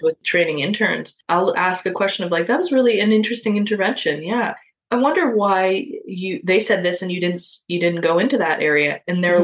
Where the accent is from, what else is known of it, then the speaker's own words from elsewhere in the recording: Toronto, Ontario, Canada; my childhood growing up in Parkdale in Toronto